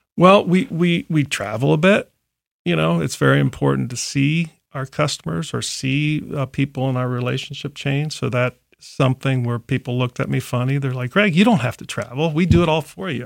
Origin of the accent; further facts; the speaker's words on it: Columbus, Ohio, United States; also born or lived in Chicago; I grew up in Columbus, so I, I went to what's now Thomas Worthington before Worthington